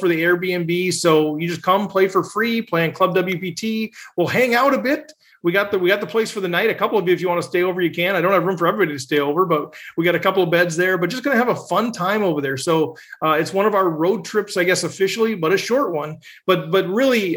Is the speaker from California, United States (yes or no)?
no; Minnesota, United States; Minnesota, my hometown, my home state